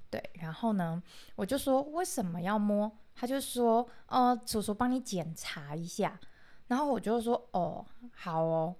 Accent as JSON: {"language": "Chinese", "area": "rural Pingtung", "region": "Pingtung County", "country": "Taiwan", "tie": "born or raised there", "said": "我是一个来自屏东乡下的小朋友"}